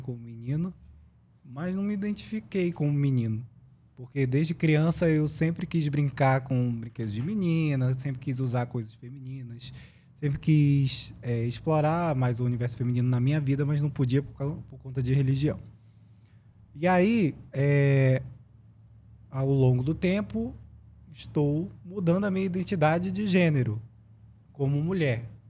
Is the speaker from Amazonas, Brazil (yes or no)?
yes; Manaus, Amazonas, Brazil; moved away as an adult; also born or lived in Brasília / São Paulo; sou lá de Manaus